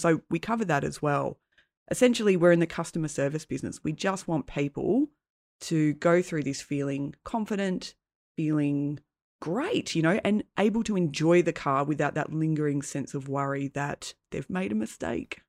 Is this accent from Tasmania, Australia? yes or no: yes; Tasmania, Australia; I grew up in Tassie